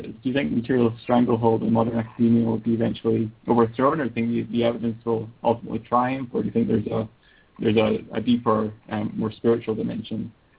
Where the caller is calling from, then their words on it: United Kingdom; I'm calling from the UK.